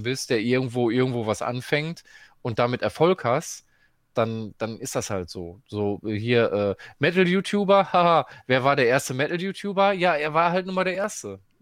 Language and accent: German; Dortmund, North Rhine-Westphalia, Germany; ich komme ja aus Dortmund